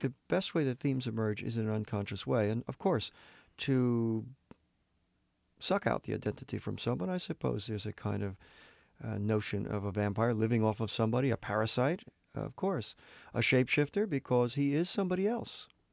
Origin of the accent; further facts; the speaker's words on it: Santa Barbara, California, United States; my hometown, Santa Barbara